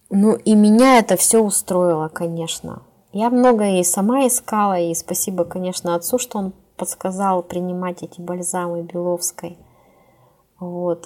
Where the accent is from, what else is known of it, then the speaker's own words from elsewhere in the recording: Tyumen, Tyumen Oblast, Russia; в Тюмень, это город, где я живу, кстати, я коренная тюменка